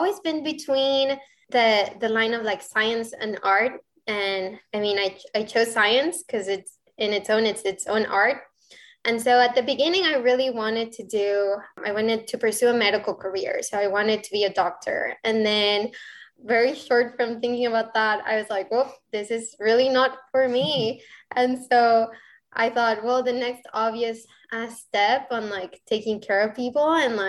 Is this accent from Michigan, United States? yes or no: no; Rio Grande Valley, Texas, United States; English is a second language; also born or lived in Mexico City, Mexico / Arkansas, United States; So actually, I was born in Mexico City and I moved to the Rio Grande Valley, Texas when I was around 12 years old. And then 5 years later, I moved to Northwest Arkansas, and I lived in Arkansas for about 2 years.